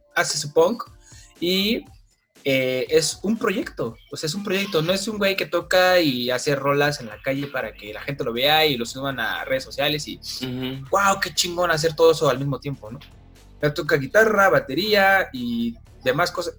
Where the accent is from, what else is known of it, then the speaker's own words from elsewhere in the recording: Mexico City, Mexico; yo soy de la Ciudad de México